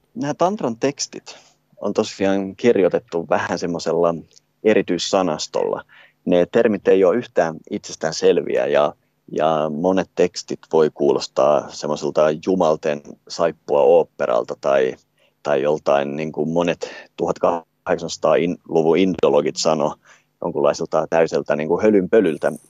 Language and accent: Finnish; Finland; omasta kotimaastani